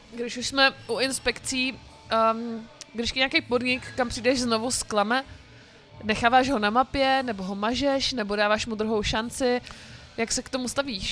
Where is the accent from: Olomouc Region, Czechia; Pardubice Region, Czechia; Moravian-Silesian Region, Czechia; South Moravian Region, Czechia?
South Moravian Region, Czechia; Brno; já jsem z Brna